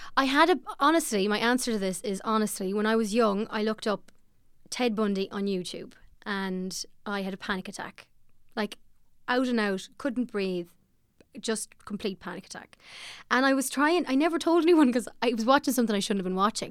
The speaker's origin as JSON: {"language": "English", "area": "Ballymote, Sligo", "region": "Connacht", "country": "Ireland", "tie": "born or raised there", "said": "I'm from Ballymolde in Sligo, and I feel good about it. I had a good, good upbringing there."}